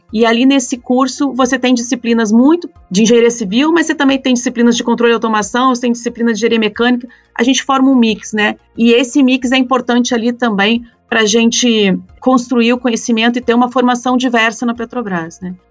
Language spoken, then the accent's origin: Portuguese; Curitiba, Paraná, Brazil; eu sou curitibana